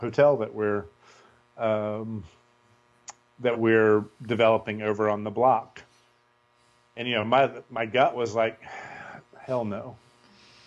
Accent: Winston-Salem, North Carolina, United States; now in Asheville, United States; I grew up in Winston-Salem

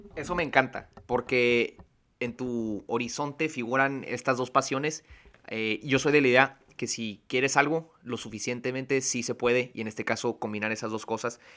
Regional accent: Tijuana, Baja California, Mexico; creciendo aquí en Tijuana

